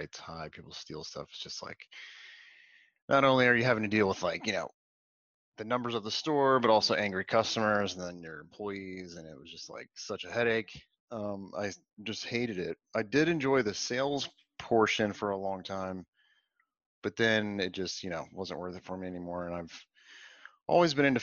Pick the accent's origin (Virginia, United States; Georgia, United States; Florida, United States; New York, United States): Georgia, United States; Atlanta; also born or lived in Washington, D.C.; now in Raleigh, United States; I'm originally from Atlanta